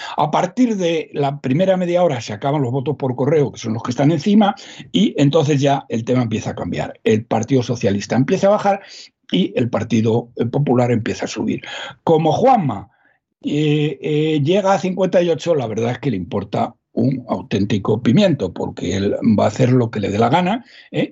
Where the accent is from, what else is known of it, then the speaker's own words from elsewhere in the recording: Salamanca, Castile and León, Spain; en mi pueblo, don César, que somos gente muy leída, ¿eh? los ah. de Salamanca, somos gente muy leída